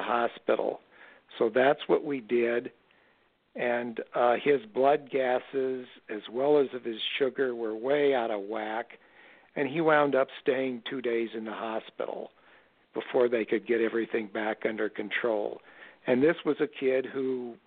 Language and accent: English; Omaha, Nebraska, United States; growing up in Omaha, Nebraska in the 1950s